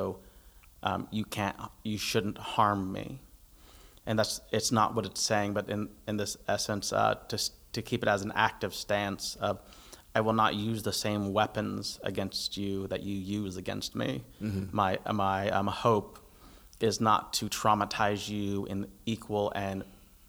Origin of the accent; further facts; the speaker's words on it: United States; I'm American